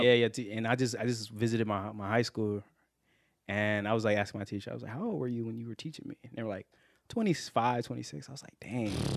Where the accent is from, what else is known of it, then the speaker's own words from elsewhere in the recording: West Bloomfield, Michigan, United States; moved away as an adult; now in Vietnam; I'm from West Bloomfield, like, uh, Martin mentioned, and, uh, we went to high school together